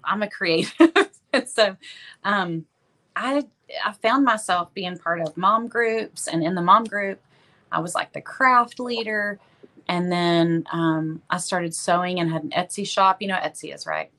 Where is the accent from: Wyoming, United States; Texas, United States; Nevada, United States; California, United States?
Texas, United States; Tyler; I'm from Tyler. Uh, Tyler, you know, it's about an hour and a half from Dallas, and it's uh, it's a city of about uh, probably a little over a hundred thousand. And I've lived here most of my life